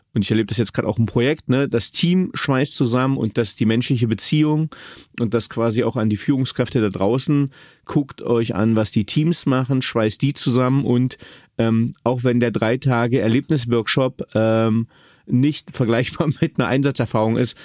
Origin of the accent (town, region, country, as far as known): Magdeburg, Saxony-Anhalt, Germany